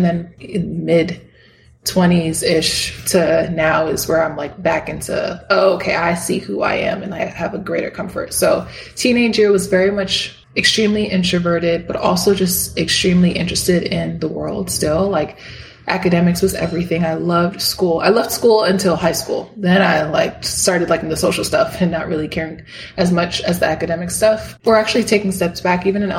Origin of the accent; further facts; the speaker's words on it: New York, United States; also born or lived in Miami, Florida; Yes, I was born in Miami, Florida. to two parents. They came from Dominican Republic, so both of them were immigrants. And then I mostly grew up with my mom and my sister. We moved from Miami to different parts of New York State.